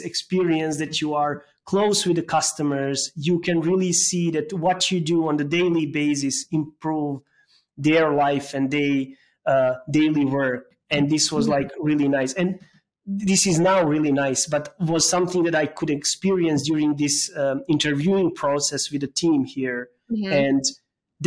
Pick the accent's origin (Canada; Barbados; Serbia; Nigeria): Serbia; moved away as an adult; also born or lived in Belgrade; now in Berlin, Germany; I'm coming from Serbia, and my first job was there as a software engineer.